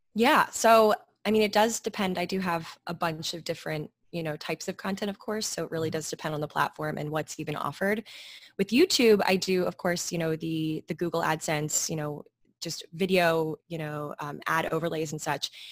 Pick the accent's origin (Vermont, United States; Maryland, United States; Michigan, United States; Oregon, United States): Maryland, United States; moved away as an adult; now in New York, United States; I grew up in Maryland.